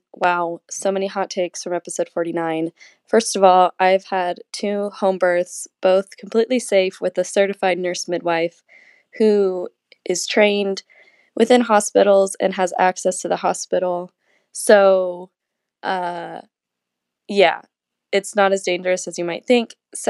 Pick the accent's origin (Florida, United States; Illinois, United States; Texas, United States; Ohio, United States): Ohio, United States; Third, when it comes to the Midwest, I'm from Ohio and consider myself a part of the Midwest.